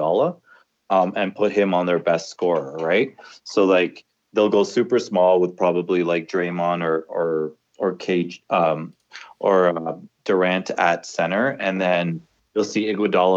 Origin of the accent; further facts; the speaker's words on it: Toronto, Ontario, Canada; I'm from Toronto.